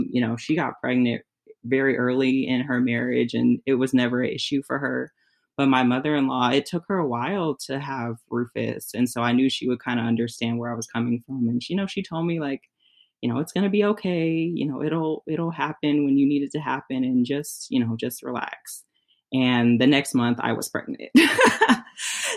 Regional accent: California, United States; moved away as an adult; now in Michigan, United States; I'm originally from California and he's from Michigan. So we live in Michigan now. I moved here when we got engaged.

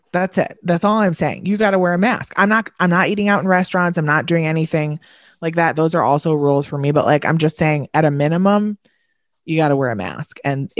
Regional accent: Long Island, New York, United States; moved away; Like, we're from Long Island.

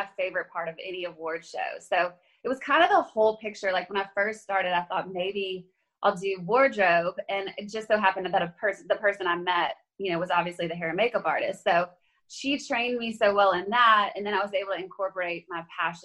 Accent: Baton Rouge, Louisiana, United States; moved away as an adult; now in Nashville, United States; I am from Louisiana originally. And so I lived in Baton Rouge all the way through college

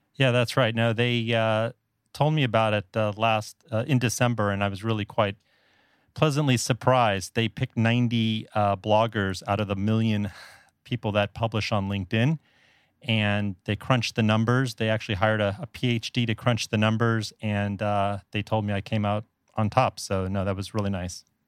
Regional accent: South Florida, United States; moved away as an adult; also born or lived in Northeast United States; now in Taipei, Taiwan; I'm actually originally from South Florida, and I'm a native Floridian

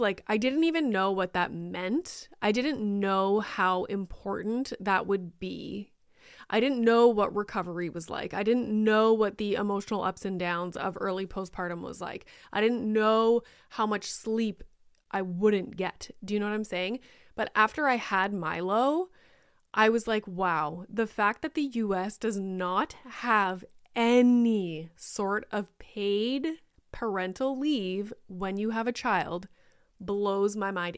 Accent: Canada; I am Canadian

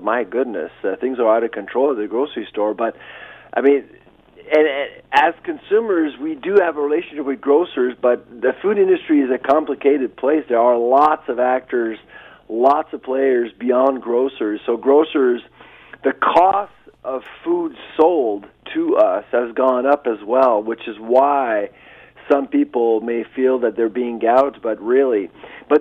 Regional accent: Canada; as a Canadian

